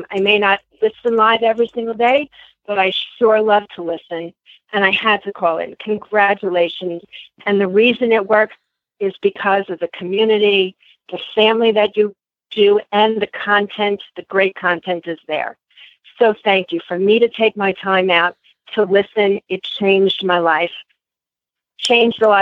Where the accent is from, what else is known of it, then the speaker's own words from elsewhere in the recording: New York, United States; I'm born and raised in New York.